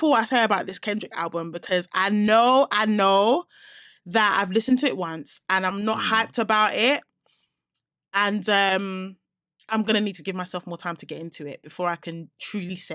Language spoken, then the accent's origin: English; Nigeria; I'm a Nigerian